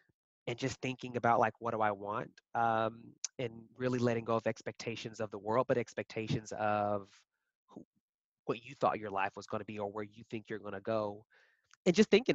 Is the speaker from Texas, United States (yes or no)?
yes; Lubbock, Texas, United States; moved away as an adult; also born or lived in Abilene, Texas / Austin, Texas; now in Chicago, United States; born and raised in Texas. I was born in Abilene, and then I grew up in Lubbock. So West Texas, born and raised